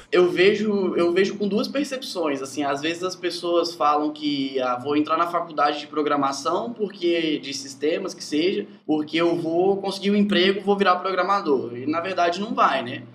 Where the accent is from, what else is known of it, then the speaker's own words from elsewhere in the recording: Santa Leopoldina, Espírito Santo, Brazil; Eu sou, sou de Santa Leopoldina, Espírito Santo. É bem interior, assim.